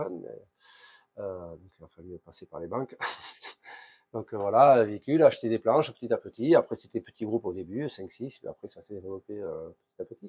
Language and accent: French; Basque Country, between Bayonne and Ciboure, Nouvelle-Aquitaine, France; moved away as an adult; now in Tahiti, French Polynesia; je suis originaire du Pays Basque, entre Bayonne et Sebor